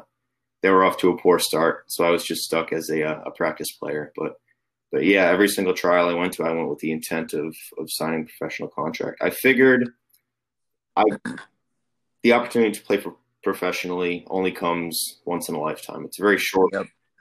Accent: Long Island, New York, United States; moved away as an adult; also born or lived in Philadelphia, United States / Germany / England; I'm originally from New York, Long Island, New York. So I played club soccer out there

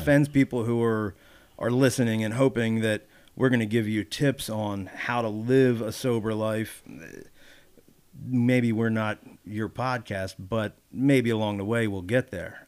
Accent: Wilmington, Delaware, United States; moved away as an adult; now in Pennsylvania, United States; growing up in Delaware, growing up in Wilmington

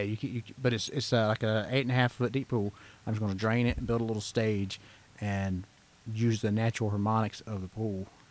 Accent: Georgia, United States; born and raised in Georgia

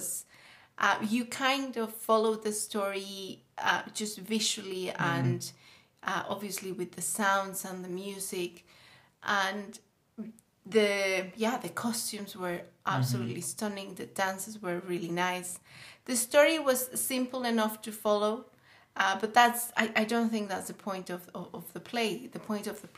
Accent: Mexico City, Mexico; I am from Mexico City, Mexico in general

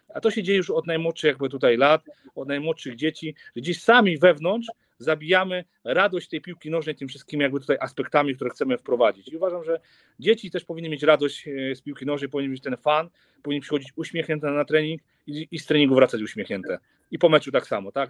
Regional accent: Silesian Voivodeship, Poland; u nas na Śląsku

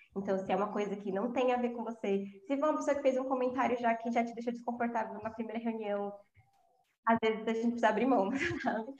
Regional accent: São Paulo, Brazil; eu sou de São Paulo né falei isso na introdução mas eu sou de São Paulo e moro aqui eu sou eu sou da zona leste

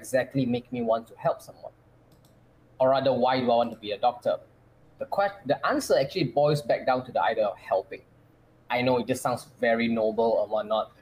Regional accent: Malaysia; moved away as an adult; now in Singapore; coming from my home country, which is Malaysia

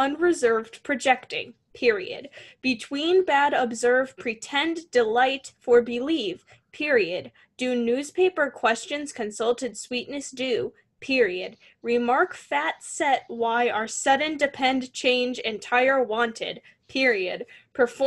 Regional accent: Chicagoland area, Illinois, United States; we're from the Chicagoland

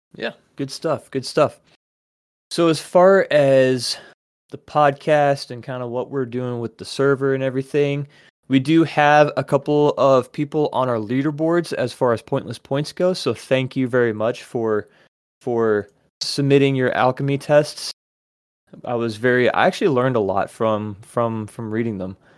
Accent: United States; as an American

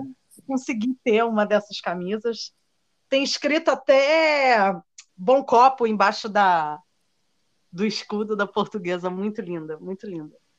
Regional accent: Brazil; eu sou brasileira

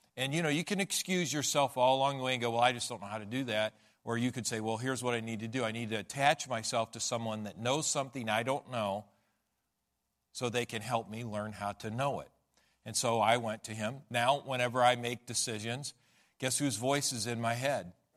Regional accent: United States; we're American

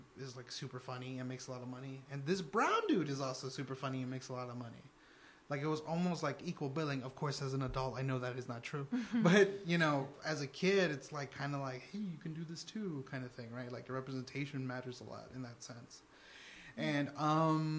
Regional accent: Houston, Texas, United States; also born or lived in Denton, Texas; I'm from Houston, Texas, originally, but I went to school in Denton, Texas, which is about an hour north of Dallas.

